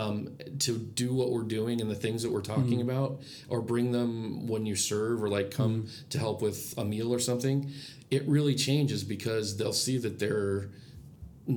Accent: Iowa, United States; moved away; also born or lived in Adirondacks, New York; growing up in Iowa

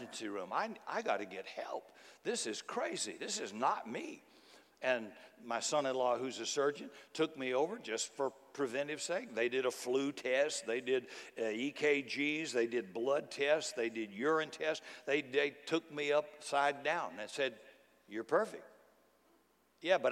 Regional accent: United States; as an American

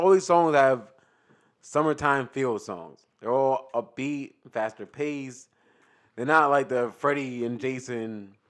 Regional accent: New York, United States; We're from New York.

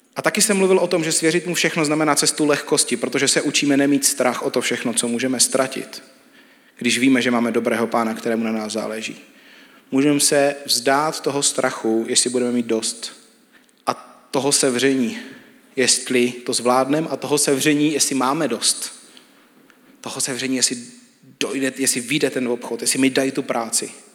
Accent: Czechia; my jako Češi máme hodně často krabičky

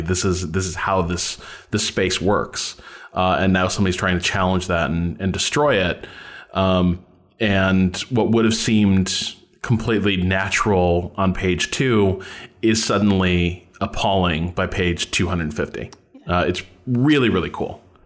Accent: Chicago, Illinois, United States; I'm from Chi, I'm from the Chicago area.

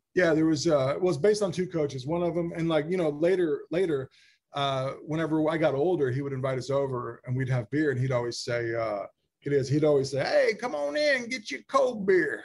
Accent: Holdenville, Oklahoma, United States; I grew up in Holdenville, Oklahoma, which is like an hour and a half south of Tulsa, super rural, five thousand people.

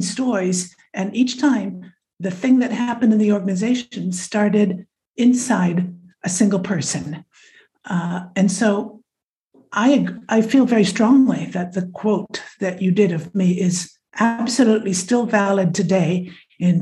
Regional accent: Nebraska, United States; moved away as an adult; now in France; my origins are American, the Midwest. I was born in Nebraska, and I now have been in France for well over half my life

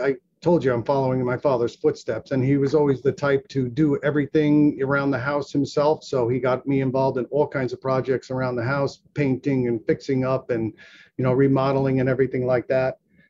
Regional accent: Madison, New Jersey, United States; also born or lived in Brooklyn, New York; I was born in Brooklyn, New York, Bay Ridge, Brooklyn, to be exact. We moved here to Jersey when I was at 3 or 4 years old, and I grew up in Madison, New Jersey.

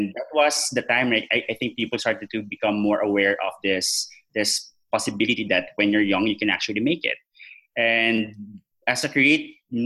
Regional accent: General Santos, Soccsksargen, Philippines; also born or lived in Iloilo / Makati; I had to go back to my hometown, which is in General Santos

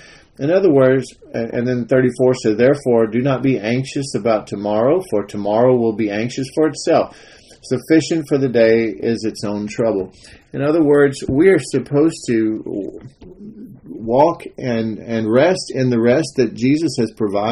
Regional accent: Texas, United States; I'm a Texan. I like to make my own chili from scratch.

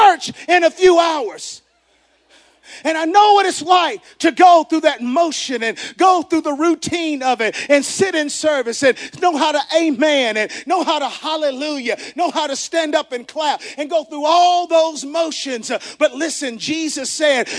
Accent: the South, United States; Growing up in the South, we coined this term that says Bible Belt

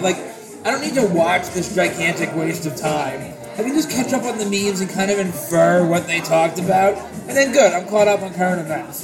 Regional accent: United States; I'm an American

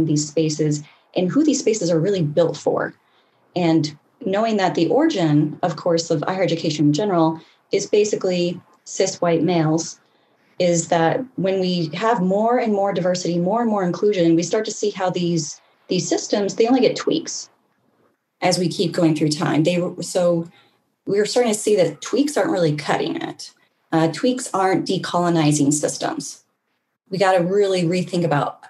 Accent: Alaska, United States; moved away as an adult; also born or lived in Utah / Boston; now in New York State, United States; originally born and raised in Alaska

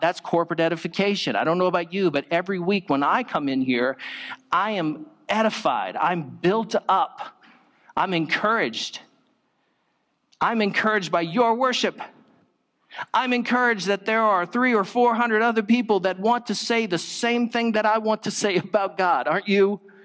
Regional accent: Virginia, United States; moved away; I was from Virginia

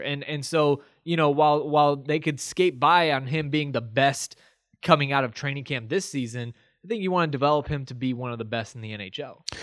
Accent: Texas, United States; I grew up in Texas

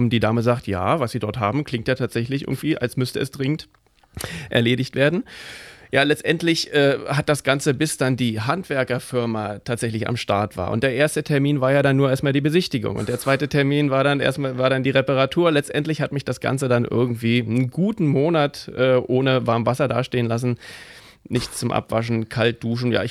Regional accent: England, United Kingdom; German is a second language; moved away; Und ich bin selber Engländer und dürfte nicht, dürfte nicht wählen, weil ich mehr als 15 Jahre außerhalb de, äh, des Landes wohne.

